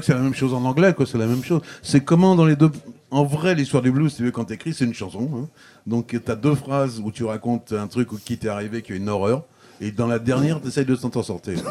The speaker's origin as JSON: {"language": "French", "town": "Paris", "region": "Île-de-France", "country": "France", "accent": "Parisian", "said": "je me sers dans mon accent parisien de ma manière de parler"}